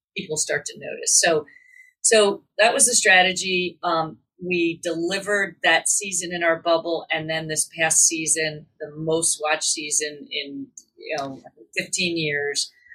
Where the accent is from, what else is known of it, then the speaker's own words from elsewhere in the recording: outside Philadelphia, southern New Jersey, United States; I grew up outside of Philadelphia in southern New Jersey